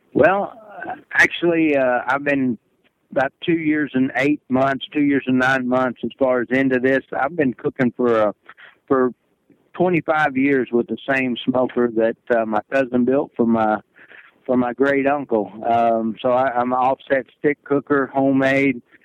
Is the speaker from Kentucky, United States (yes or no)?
yes; Kentucky, United States; I'm from Kentucky